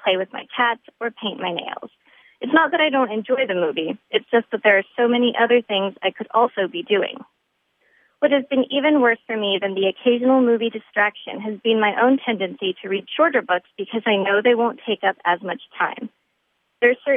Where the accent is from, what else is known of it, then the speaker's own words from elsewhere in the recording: California, United States; moved away as an adult; also born or lived in Poland; now in Boston, United States; I'm originally from California